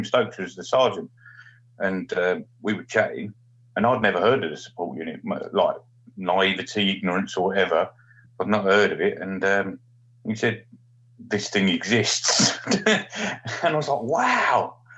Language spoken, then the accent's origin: English; Stanford-le-Hope, East of England, United Kingdom; moved away; also born or lived in Australia; I was born in Stanfield Albion Grays